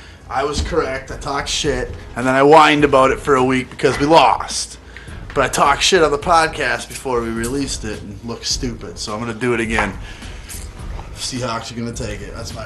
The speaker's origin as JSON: {"language": "English", "country": "Canada", "said": "We're all Canadian and shit up here."}